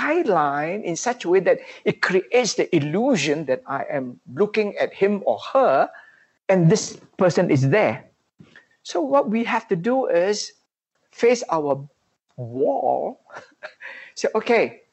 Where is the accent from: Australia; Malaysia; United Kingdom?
Malaysia; we are all Malaysians.